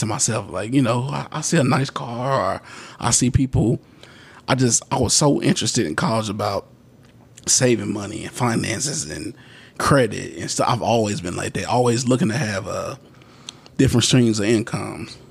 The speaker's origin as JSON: {"language": "English", "region": "Mississippi", "country": "United States", "tie": "born or raised there", "said": "I was born in Mississippi"}